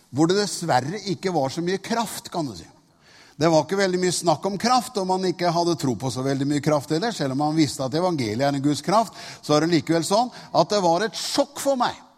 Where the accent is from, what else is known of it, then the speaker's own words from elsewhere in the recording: Tune, Østfold, Norway; moved away; Jeg er fra Tune.